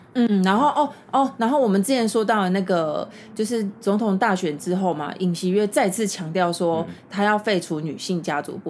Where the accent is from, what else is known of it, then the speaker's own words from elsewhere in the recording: Taiwan; 我们台湾人